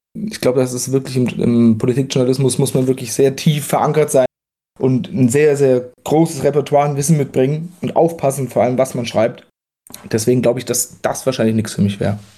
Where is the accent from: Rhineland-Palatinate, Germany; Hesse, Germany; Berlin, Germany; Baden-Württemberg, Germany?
Hesse, Germany; near Giessen, Vogelsberg; moved away as an adult; now in Darmstadt, Germany; Ich komme ja ursprünglich aus der Nähe von Gießen, aus dem Vogelsberg